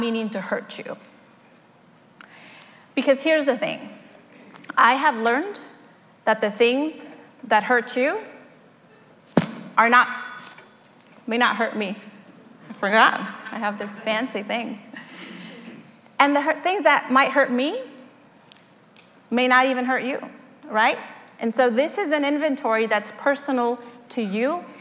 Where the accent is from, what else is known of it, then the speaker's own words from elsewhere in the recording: Mexico; moved away; I was born in Mexico to a family of five